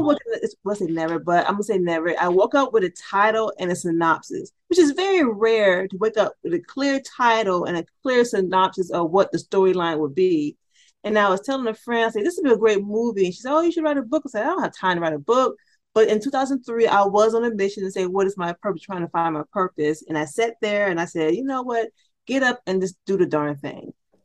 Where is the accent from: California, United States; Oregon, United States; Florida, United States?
Florida, United States; St. Petersburg; now in Atlanta, United States; I grew up in Florida, originally from St. Petersburg, Florida.